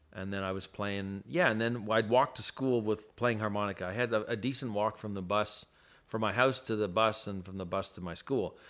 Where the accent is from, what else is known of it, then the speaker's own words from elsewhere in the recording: Ottawa, Ontario, Canada; when I was growing up in Ottawa